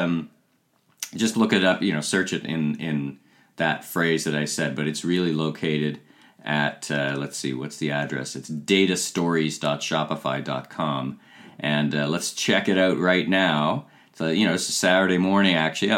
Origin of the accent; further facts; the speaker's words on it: Ottawa, Ontario, Canada; I'm from Ottawa